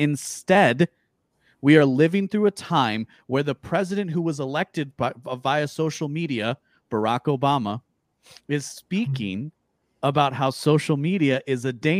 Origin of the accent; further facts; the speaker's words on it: Illinois, United States; my home state of Illinois